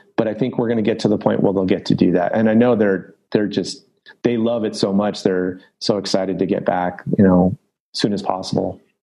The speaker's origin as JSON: {"language": "English", "town": "Los Angeles", "region": "California", "country": "United States", "tie": "born or raised there", "said": "I grew up in Los Angeles, North San Fernando Valley."}